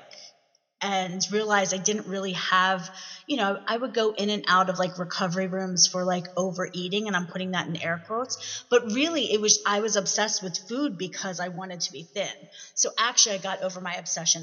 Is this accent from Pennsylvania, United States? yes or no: yes; Philadelphia, Pennsylvania, United States; also born or lived in Delaware County, Pennsylvania; I'm from Philly